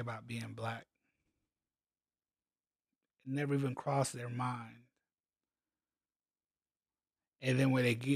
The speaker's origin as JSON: {"language": "English", "town": "Columbia", "region": "South Carolina", "country": "United States", "tie": "born or raised there", "also_born_or_lived": "Hawaii", "said": "So I'm like 6, 7 years old, something like that. We're moving from Hawaii to South Carolina. We moved from Hawaii to Columbia, South Carolina"}